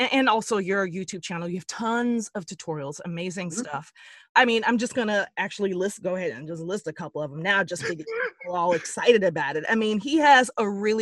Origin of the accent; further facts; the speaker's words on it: Dallas, Texas, United States; I'm from Dallas.